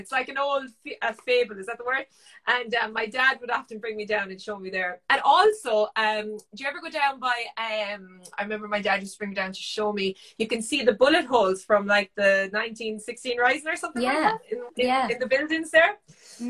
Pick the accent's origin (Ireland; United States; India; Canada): Ireland; Patrickswell, Munster; I now live in Mungret, but yeah, I was brought up in Patrickswell and spent my childhood there. My parents moved there when I was born